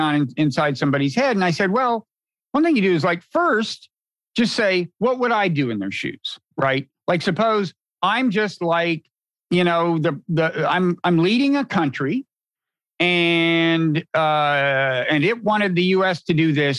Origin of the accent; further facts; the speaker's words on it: United States; Being an American